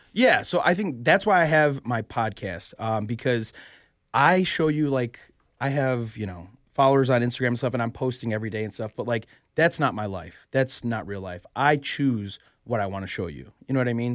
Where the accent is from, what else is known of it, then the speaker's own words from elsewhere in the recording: Chicago, Illinois, United States; moved away as an adult; now in Philadelphia, United States; I'm born and raised in Chicago, right? I moved out here two years ago, so I'm I'm from Chicago